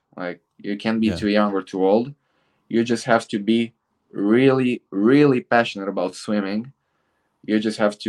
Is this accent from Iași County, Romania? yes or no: no; Bucharest, Romania; in Bucharest, in my hometown